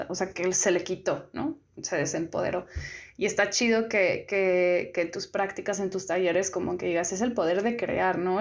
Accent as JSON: {"language": "Spanish", "region": "San Luis Potosí", "country": "Mexico", "said": "yo soy de San Luis Potosí"}